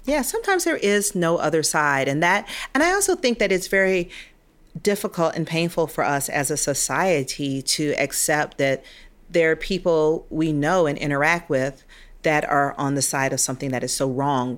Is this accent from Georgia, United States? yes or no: yes; Atlanta, Georgia, United States; also born or lived in Nigeria; I grew up in Atlanta, hometown of Martin Luther King